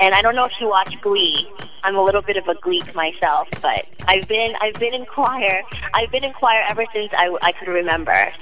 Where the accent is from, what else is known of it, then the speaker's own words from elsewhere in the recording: United States; growing up in the United States in the 90s